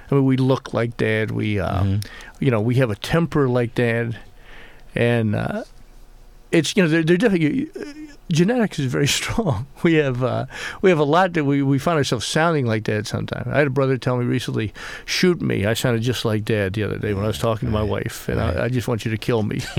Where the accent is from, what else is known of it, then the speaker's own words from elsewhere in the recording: Beaufort, South Carolina, United States; but it's based on uh, the town I call my hometown